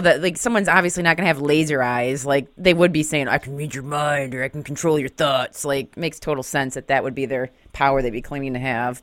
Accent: Grand Haven, Michigan, United States; also born or lived in Detroit, Michigan; I'm from Grand Haven, so just across from Lake Michigan

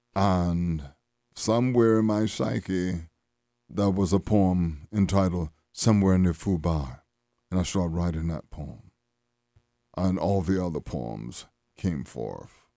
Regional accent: Louisiana, United States; growing up in Louisiana.

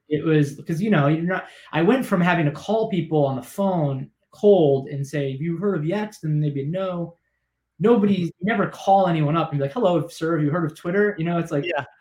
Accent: South Florida, United States; also born or lived in Gloucester, Massachusetts; I grew up in South Florida

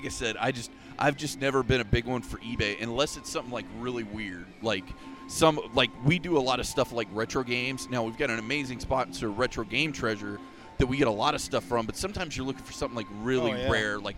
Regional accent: Polk County, Florida, United States; I was born and raised in Polk County

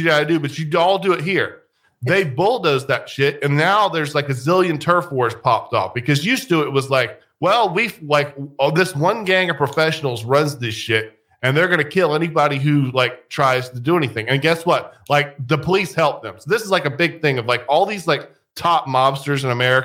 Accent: United States; We're Americans

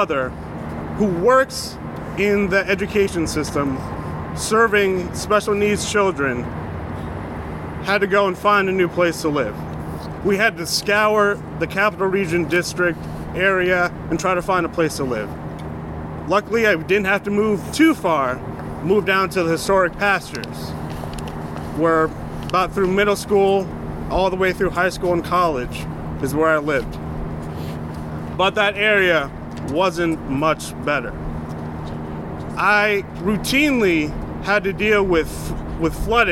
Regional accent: Albany, New York, United States; I was born and raised here in Albany

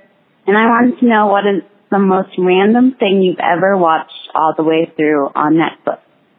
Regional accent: Cave Creek, Arizona, United States; now in Flagstaff, United States; I'm from Cave Creek, Arizona, but I'm currently in Flagstaff.

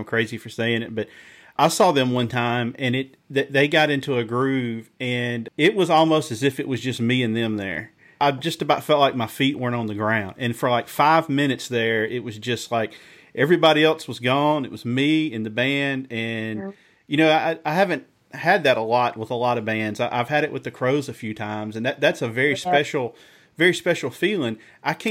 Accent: the South, United States; I'm from the South

